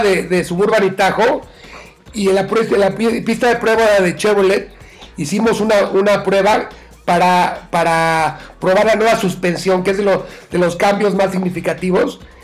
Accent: Mexico

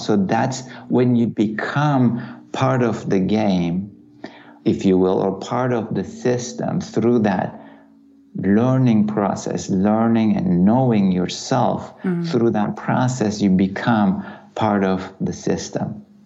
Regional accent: Turkey; Growing up in Turkey

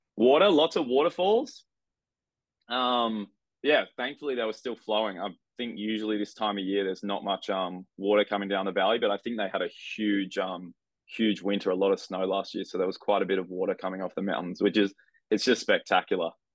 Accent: Avalon Beach, New South Wales, Australia; i grew up in a place called avalon beach which is uh, about an hour and a half north of sydney

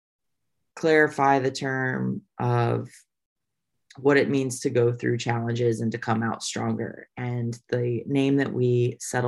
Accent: Indiana, United States; also born or lived in Texas / Nashville, Tennessee; now in North Carolina, United States; I am from Indiana. And moved to Texas, and now I'm also in North Carolina.

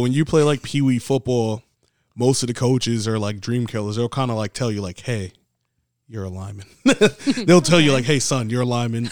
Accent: New York City, New York, United States; I'm from the Bronx

